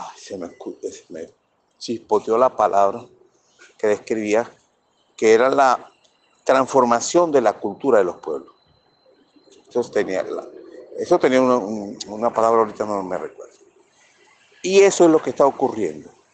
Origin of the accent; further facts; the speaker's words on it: Venezuela; que es lo que somos todos los venezolanos, todos, sin excepción